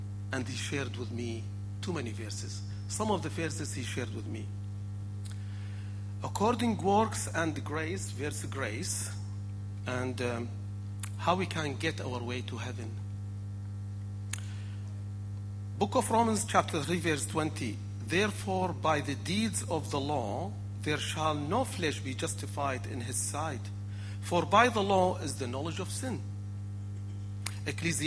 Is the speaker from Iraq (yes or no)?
yes; Iraq; moved away; I am from the land of Ur of the Chaldees, which known as Iraq